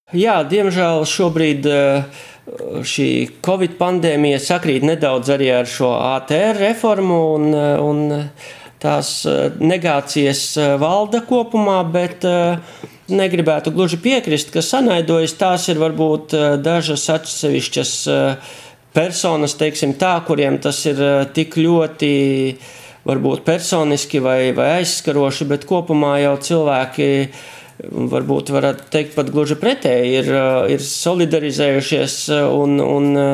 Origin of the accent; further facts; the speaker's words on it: Varakļāni, Latgale, Latvia; accent: Latgalian; mēs nezinu, runājam latgaliski